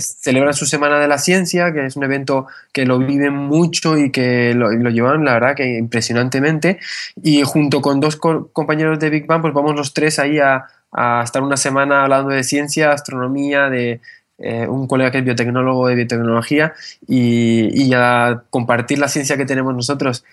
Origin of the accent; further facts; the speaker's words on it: Canary Islands, Spain; also born or lived in northern Spain; yo soy español, pero mi familia es del norte de España, lo que cuando mis padres, cuando yo tenía 8 años, mis padres decidieron venir aquí a Canarias. Eh, me formé aquí